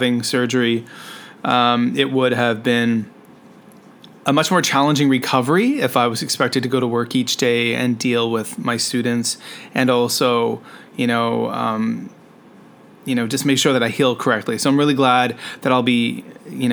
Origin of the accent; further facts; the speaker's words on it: Canada; now in Shenzhen, China; I'm a Canadian teacher who is currently living and working in Shenzhen, China.